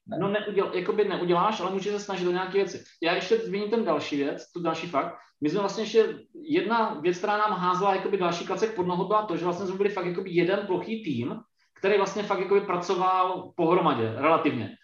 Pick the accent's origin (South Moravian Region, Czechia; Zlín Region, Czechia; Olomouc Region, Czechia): South Moravian Region, Czechia; Brno; Já, já sám sedím fyzicky teď v Brně a vlastně jsem, jsem z Brna